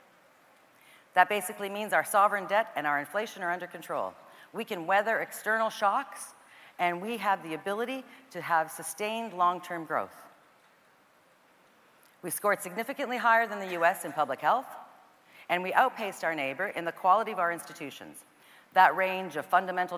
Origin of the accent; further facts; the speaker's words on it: Canada; as a Canadian girl